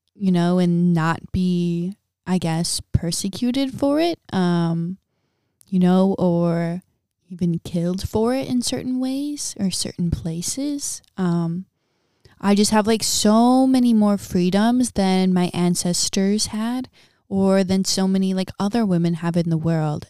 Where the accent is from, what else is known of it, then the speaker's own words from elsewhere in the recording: Midwest, United States; moved away as an adult; also born or lived in Big Island, Hawaii; now in Big Island of Hawaii, United States; born and raised in a middle class family, um, in a small town in the Midwest